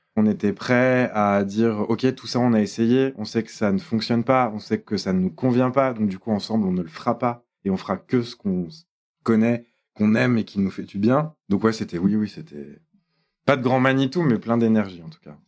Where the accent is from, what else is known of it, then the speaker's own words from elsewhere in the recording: Lyon, Auvergne-Rhône-Alpes, France; c'est quand même ma ville natale